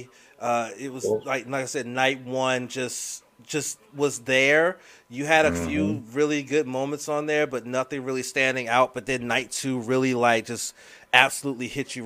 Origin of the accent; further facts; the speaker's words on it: Washington, District of Columbia, United States; my hometown